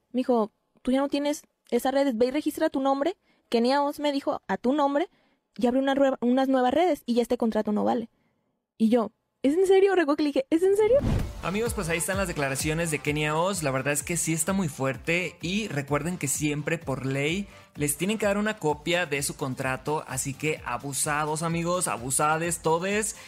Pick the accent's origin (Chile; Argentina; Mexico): Mexico; somos mexicanos